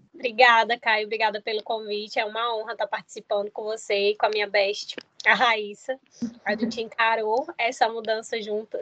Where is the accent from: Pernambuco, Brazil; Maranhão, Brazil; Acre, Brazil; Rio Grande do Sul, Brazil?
Acre, Brazil; Cruzeiro do Sul; also born or lived in Rio Branco / Porto Velho / São José do Rio Preto / Rio de Janeiro; now in João Pessoa, Brazil; Eu sou de Cruzeiro do Sul, já morei. Olha, saí de Cruzeiro do Sul, morei em Rio Branco